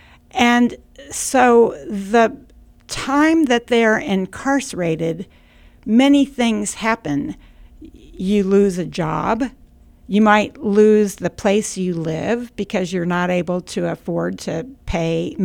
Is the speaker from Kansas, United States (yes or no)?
yes; Kansas, United States; I'm from Kansas